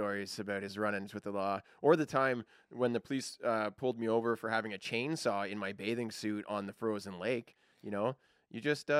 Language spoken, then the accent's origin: English; Beaverton, Ontario, Canada; I grew up in Beaverton, Ontario. A bunch of farm boys.